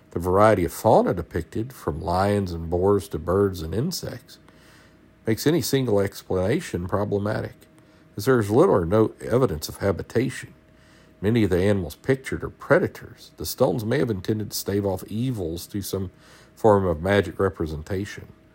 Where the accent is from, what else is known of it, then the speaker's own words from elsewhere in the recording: South Georgia, United States; I'm from South Georgia